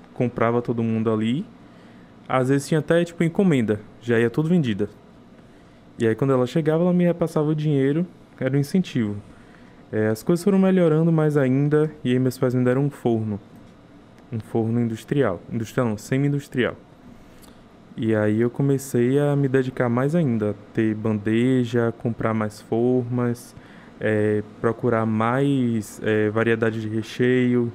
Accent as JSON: {"language": "Portuguese", "town": "Taperoá", "region": "Bahia", "country": "Brazil", "moved": "yes", "lives_now": "Salvador, Brazil", "said": "Sou de Itaperoá, interior da Bahia"}